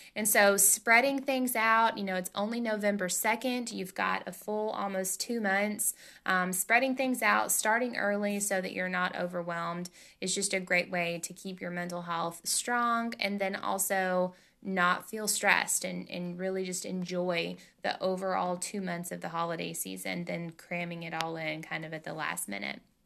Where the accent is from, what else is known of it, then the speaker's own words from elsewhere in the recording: Tennessee, United States; I'm from Tennessee, and in the South, man, that's what we